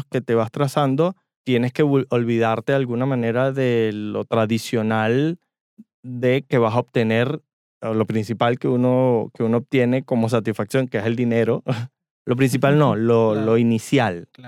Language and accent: Spanish; Venezuela; nosotros vinimos del trópico o de Venezuela, donde el clima es prácticamente igual todo